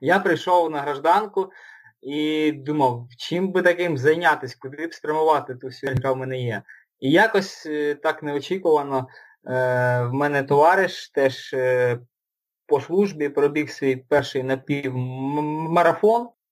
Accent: Luhansk, Luhansk Oblast, Ukraine; also born or lived in Dnipro; now in Kyiv, Ukraine; Сам я родом з Луганська, останні роки жив в Дніпрі, це останні років сім я жив в Дніпрі. Зараз переїхав жити до Києва

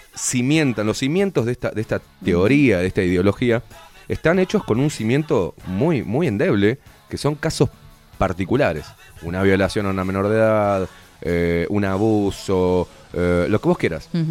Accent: Uruguay; como uruguayo

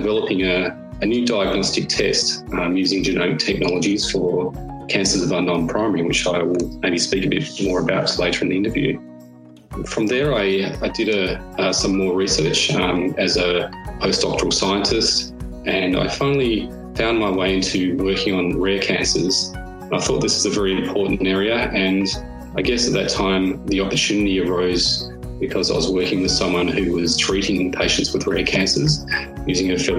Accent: Western Australia, Australia; moved away as an adult; also born or lived in London; now in Melbourne, Australia; I grew up in Western Australia and in fact on a farm.

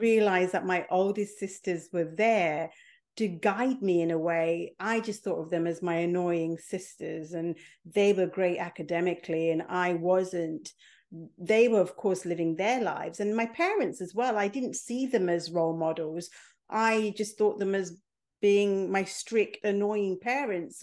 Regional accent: England, United Kingdom; also born or lived in Mombasa, Kenya; I was born in Kenya. I was five months old when my parents left Mombasa and came to England

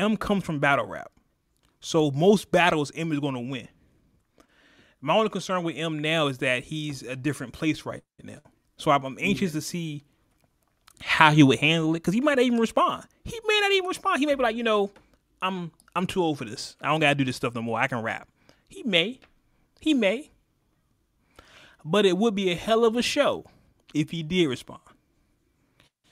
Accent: California, United States; I am from California, West Coast

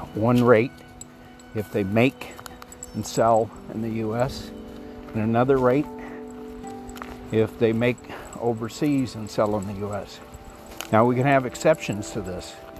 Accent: United States; I grew up on the Mexican border

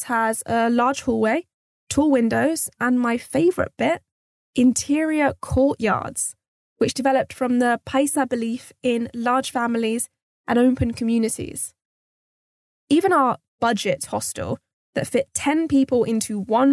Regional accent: United Kingdom; being raised British

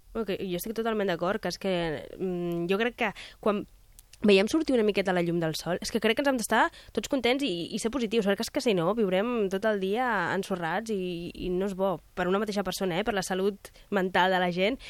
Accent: Lleida, Catalonia, Spain; jo sóc de Lleida

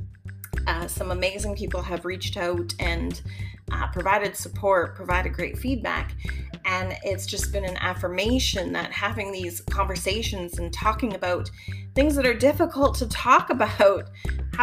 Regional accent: Winnipeg, Manitoba, Canada; I was from Winnipeg

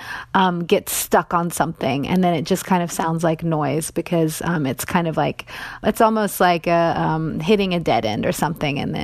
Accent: East Tennessee, United States; I'm from East Tennessee

